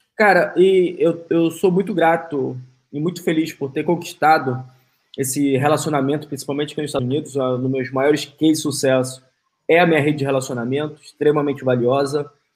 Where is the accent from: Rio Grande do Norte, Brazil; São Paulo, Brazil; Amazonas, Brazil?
Amazonas, Brazil; Manaus; now in United States; eu sou de Manaus